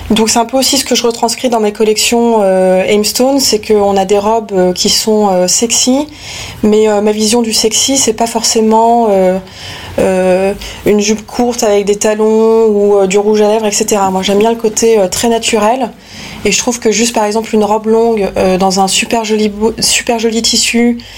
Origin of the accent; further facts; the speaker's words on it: Paris, Île-de-France, France; Je viens de Paris. Je suis née à Paris en 1983, en avril 1983. Euh, j'ai grandi et passé, euh, on va dire, euh, jusqu'à maintenant 90% de ma vie à Paris.